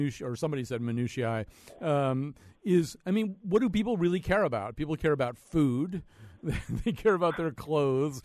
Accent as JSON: {"language": "English", "region": "Connecticut", "country": "United States", "said": "I'm from Connecticut"}